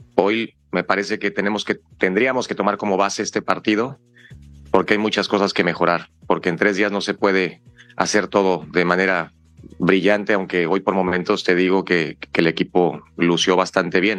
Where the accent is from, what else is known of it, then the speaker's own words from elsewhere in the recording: Mexico; somos mexicanos